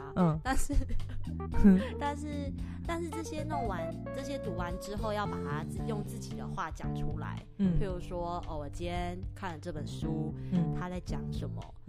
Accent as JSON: {"language": "Chinese", "country": "Taiwan", "tie": "born or raised there", "also_born_or_lived": "Australia / United Kingdom", "accent": "Taiwanese-accented English", "moved": "yes", "said": "我是从小在台湾学的，"}